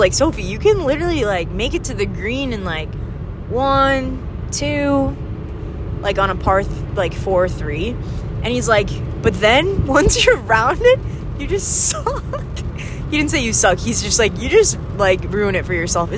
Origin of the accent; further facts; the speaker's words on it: northern Minnesota, United States; accent: northern Minnesotan; my middle with northern Minnesotan O's